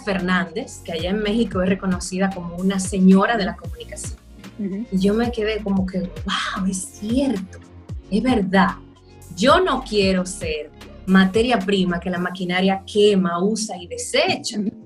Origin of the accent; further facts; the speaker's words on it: La Vega, Dominican Republic; soy de La Vega